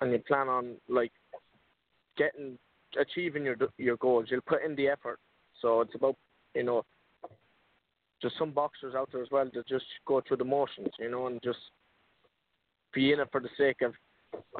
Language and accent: English; Ireland; I'm from Ireland